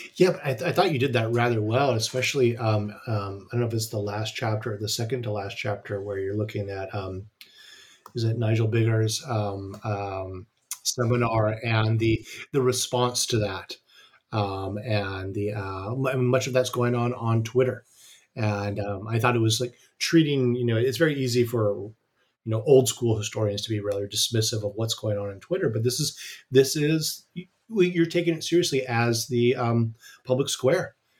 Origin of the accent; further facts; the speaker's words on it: United States; an American who's studied history of imperialism